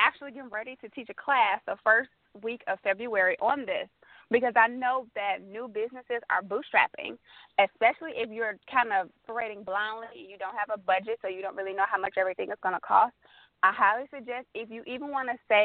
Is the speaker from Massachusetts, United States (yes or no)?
no; Memphis, Tennessee, United States; moved away as an adult; now in Atlanta, United States; I'm originally from Memphis, Tennessee.